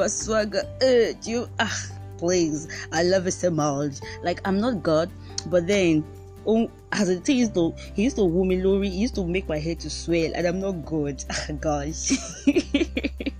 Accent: Nigeria; I'm a Nigerian. I live in Lagos. I speak English, Yoruba, and a little bit of French

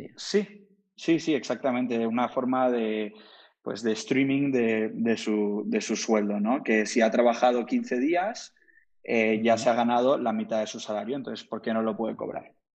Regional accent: Madrid, Community of Madrid, Spain; also born or lived in Cambridge / Boston / Miami / Bogotá; soy de origen de la India, nací en, Madrid, la verdad es que he vivido unos 15, 20 años en, Madrid

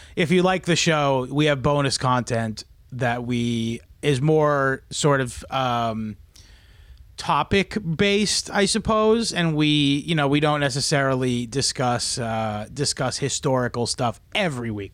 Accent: New Zealand; I'm New Zealand. I'm from New Zealand.

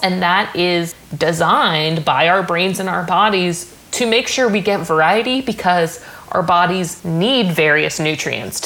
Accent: New Hampshire, United States; moved away; also born or lived in Southern California; I'm from New Hampshire

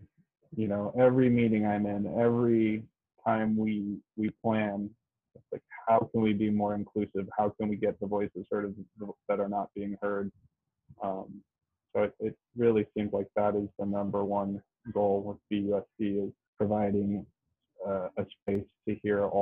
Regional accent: Berkeley, California, United States; When I was growing up in Berkeley, when I was in Berkeley High in the 90s

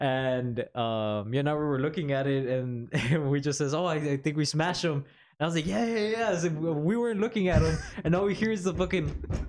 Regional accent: Chicago, Illinois, United States; I'm from Bronzeville.

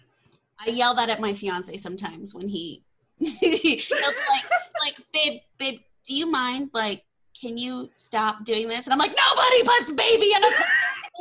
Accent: Texas, United States; accent: Southern; I'm from Texas

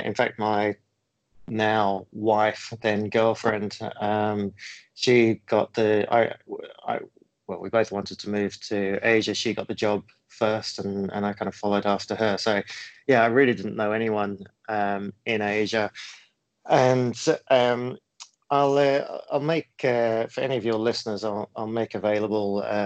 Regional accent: Cambridge, East of England, United Kingdom; moved away as an adult; also born or lived in New Zealand; now in Singapore; I actually grew up more in the UK

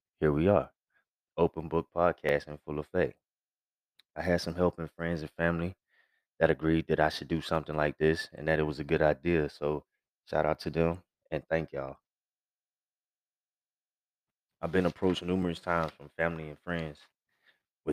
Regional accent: Gretna, Virginia, United States; now in Texas, United States; I was born and raised in Gretna, VA

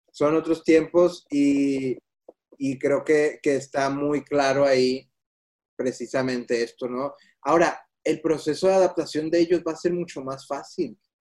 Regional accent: Mexico; así somos los mexicanos

